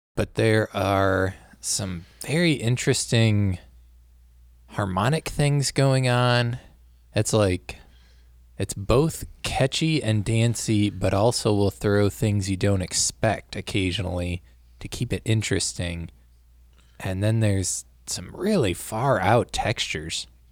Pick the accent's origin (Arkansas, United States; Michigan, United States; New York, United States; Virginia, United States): Michigan, United States; we're from Michigan, which is near Ohio